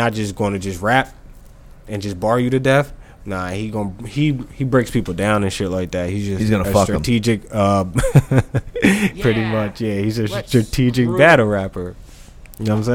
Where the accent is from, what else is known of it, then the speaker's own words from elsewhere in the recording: United States; us Americans